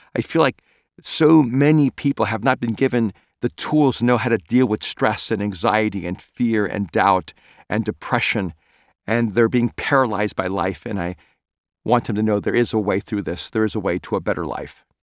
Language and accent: English; El Salvador; first language Spanish; English is a second language; moved away; I'm an immigrant from El Salvador and Spanish was my first language